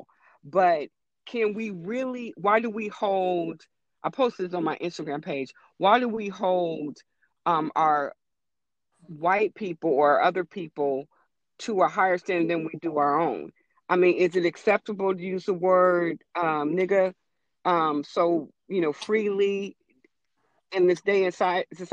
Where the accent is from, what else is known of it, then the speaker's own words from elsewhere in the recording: West Coast, United States; I didn't grow up on the East Coast. I grew up on the West Coast